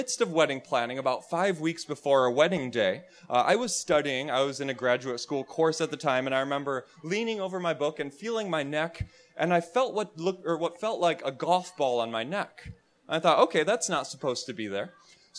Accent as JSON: {"language": "English", "region": "Wisconsin", "country": "United States", "moved": "yes", "said": "I'm from Wisconsin originally"}